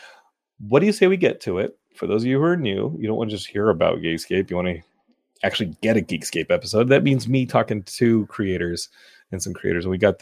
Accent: Austin, Texas, United States; Well, I'm from Austin, so I usually guess Austin first.

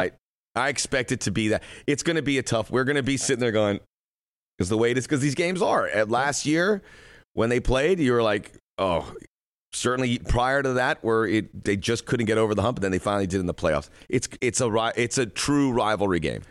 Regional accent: United States

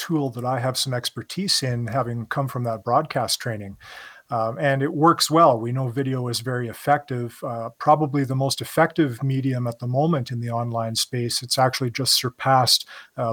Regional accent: Canada; me being Canadian

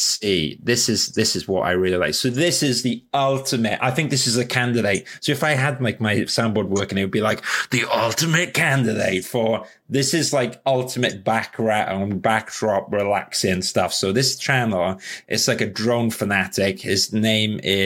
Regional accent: London, United Kingdom; I'm a Londoner

